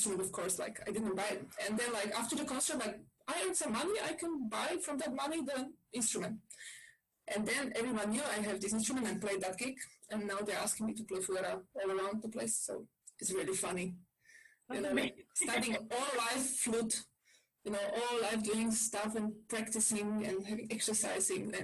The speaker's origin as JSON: {"language": "English", "town": "Bratislava", "region": "Bratislava Region", "country": "Slovakia", "moved": "yes", "said": "I come from Bratislava"}